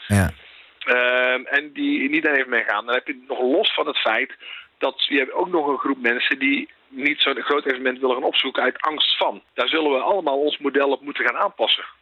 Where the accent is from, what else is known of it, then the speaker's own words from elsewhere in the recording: North Brabant, Netherlands; ik kom zelf uit Brabant